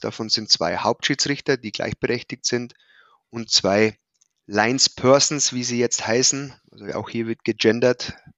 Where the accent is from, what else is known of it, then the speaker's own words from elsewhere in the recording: Prien am Chiemsee, Bavaria, Germany; moved away as an adult; also born or lived in Hannover; Ich bin gebürtig in Prien am Chiemsee, also im schönen Oberbayern.